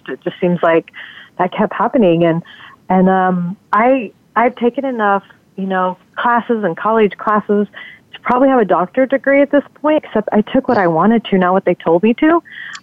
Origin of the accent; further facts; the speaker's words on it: Las Vegas, Nevada, United States; I grew up in Las Vegas, Nevada, and I was raised there.